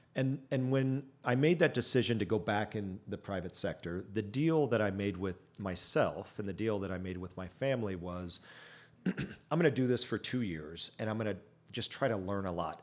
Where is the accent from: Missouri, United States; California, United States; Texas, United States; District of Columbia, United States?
California, United States; Chino; I grew up in Chino, about an hour, uh, southeast of here